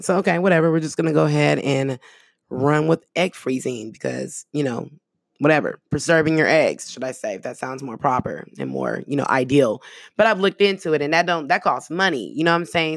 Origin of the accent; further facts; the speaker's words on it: the Bay Area, California, United States; first language American Sign Language; English is a second language; I got partners that, that I grew up with in the Bay, um, out there in the town